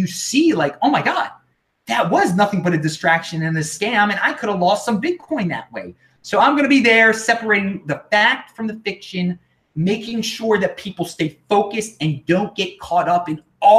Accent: United States; I'm from the United States

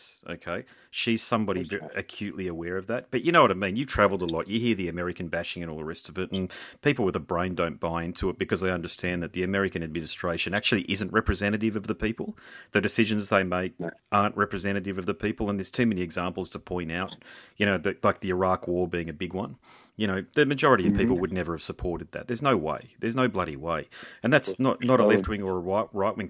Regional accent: Australia; I'm an Australian patriot

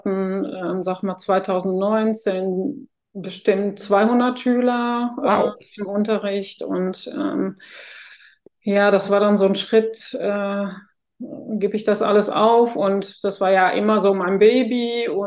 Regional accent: Netherlands; German is a second language; now in Germany; ich bin ja gebürtige Niederländerin

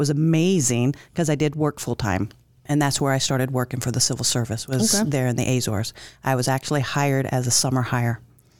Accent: Alabama, United States; also born or lived in Minot, North Dakota; I was born in Minot, North Dakota. I don't remember it. I don't really claim it, only because I was a baby when we moved. I do claim Alabama.

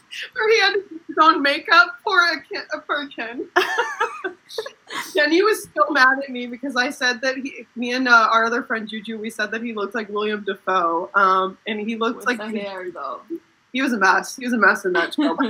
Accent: Bosnia & Herzegovina; I'm, I'm from Bosnia, but you know, I'm Albanian. I live in Bosnia

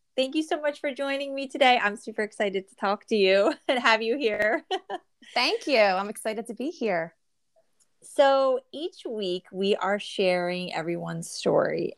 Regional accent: New Jersey, United States; I'm from the Northeast and I grew up in New Jersey

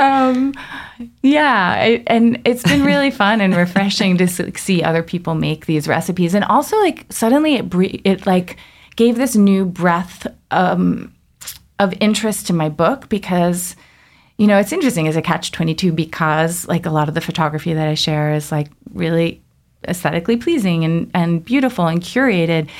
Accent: Long Island, New York, United States; I grew up in Long Island

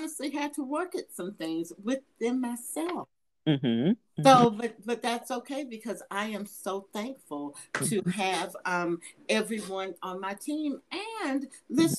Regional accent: Atlanta, Georgia, United States; I'm from Atlanta

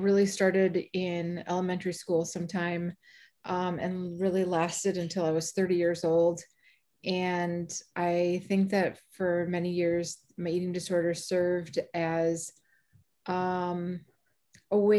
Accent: Bloomington, Minnesota, United States; from Bloomington, Minnesota, and also the founder of Living Proof MN

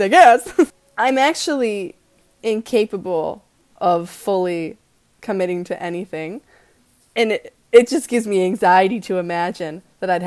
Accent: Maine, United States; moved away as an adult; now in Sri Lanka

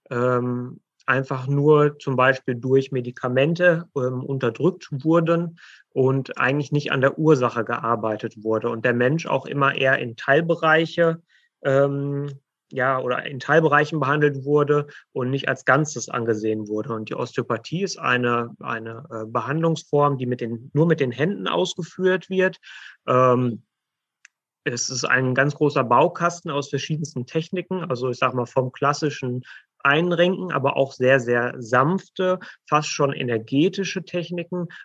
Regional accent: Gütersloh, North Rhine-Westphalia, Germany; ähm, bin gebürtiger Gütersloher. Äh, wir haben auch unsere Praxis in Gütersloh.

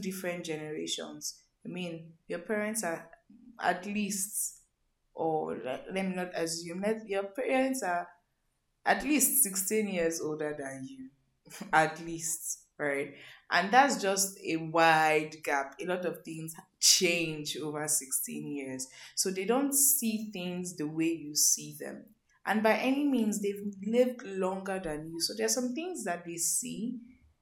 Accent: Lagos, Nigeria; I grew up living in Mafuluku, Oshodi.

